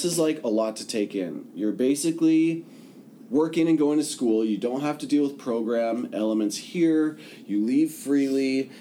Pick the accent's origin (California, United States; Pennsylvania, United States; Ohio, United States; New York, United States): California, United States; I'm from California